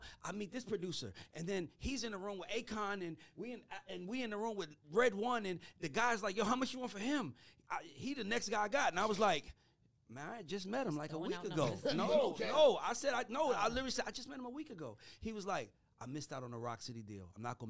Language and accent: English; Atlanta, Georgia, United States; I'm from Atlanta. I grew up an ….